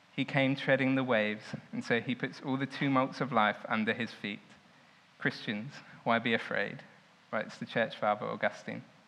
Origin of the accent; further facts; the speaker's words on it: Southampton, South East England, United Kingdom; I grew up in Southampton